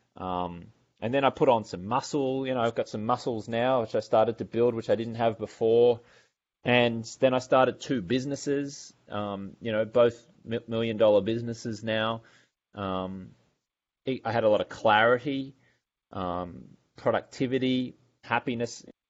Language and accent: English; Brisbane, Queensland, Australia; moved away as an adult; also born or lived in London, England / Los Angeles, California; I'm from Brisbane, Australia